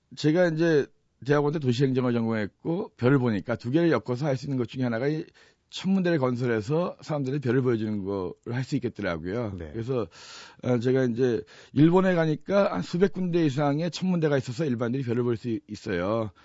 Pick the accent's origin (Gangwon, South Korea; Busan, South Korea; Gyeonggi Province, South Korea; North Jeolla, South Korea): Gangwon, South Korea; Chuncheon; moved away as an adult; also born or lived in Seoul; 사실 저희가 원래 고향은 강원도 춘천이에요